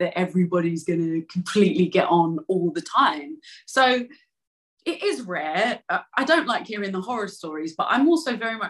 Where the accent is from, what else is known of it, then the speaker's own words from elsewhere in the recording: London, United Kingdom; accent: East End; my East End accent